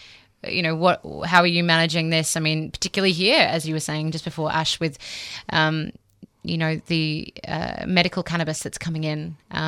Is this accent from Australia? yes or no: yes; South Australia, Australia; I'm from South Australia, SA proud